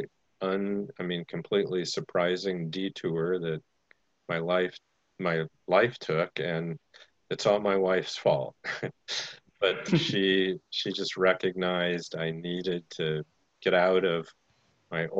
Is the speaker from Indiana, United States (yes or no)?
yes; Goshen, Indiana, United States; in the small town of Goshen, Indiana